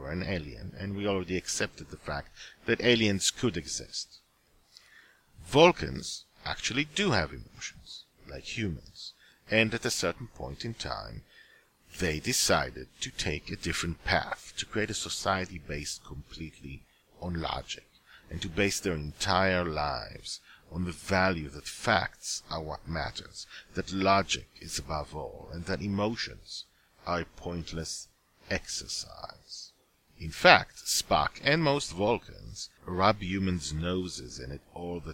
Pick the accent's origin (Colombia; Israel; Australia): Israel; English is a second language; I was living in Israel, and did not speak English at the time